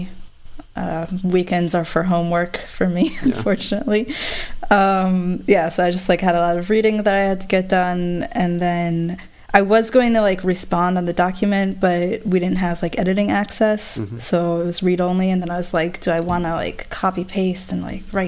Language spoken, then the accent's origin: English; Israel; now in United States; growing up in Israel